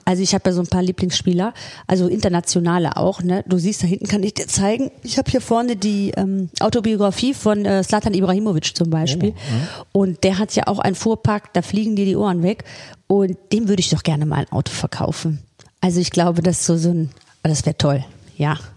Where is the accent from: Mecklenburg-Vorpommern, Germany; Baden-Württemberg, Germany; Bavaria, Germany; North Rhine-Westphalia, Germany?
North Rhine-Westphalia, Germany; Solingen; Aus Solingen, äh, ja. Ich bin ja aus Solingen